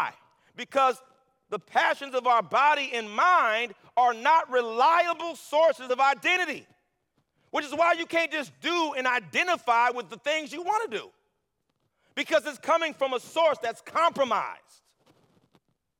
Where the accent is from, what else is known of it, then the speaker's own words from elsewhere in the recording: Los Angeles, California, United States; moved away; I'm from L.A.